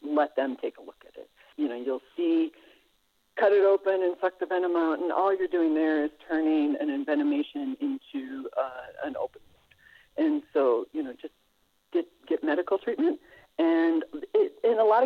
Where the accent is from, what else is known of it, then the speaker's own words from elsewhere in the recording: South Dakota, United States; I grew up in South Dakota